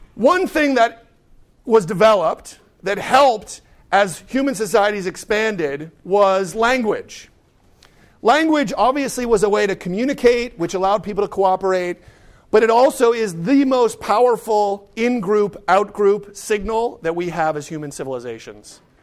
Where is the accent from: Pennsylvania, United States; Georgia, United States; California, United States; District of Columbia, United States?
Pennsylvania, United States; Pittsburgh; growing up in Pittsburgh